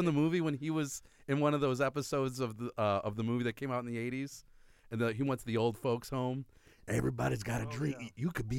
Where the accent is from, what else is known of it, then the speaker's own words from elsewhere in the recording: Tinley Park / Orland Park area, Illinois, United States; We grew up together in the Tinley Orland area